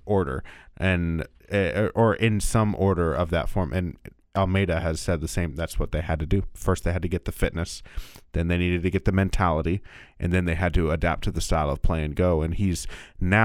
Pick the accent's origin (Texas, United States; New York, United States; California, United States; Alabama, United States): California, United States; Bay Area; now in Kansas City, United States; I grew up in the Bay Area.